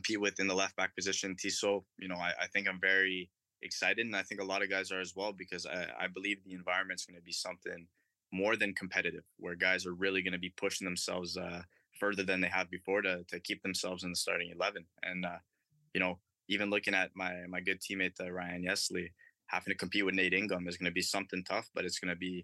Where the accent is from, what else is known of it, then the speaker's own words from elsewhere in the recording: Ottawa, Ontario, Canada; my hometown, Atlético Ottawa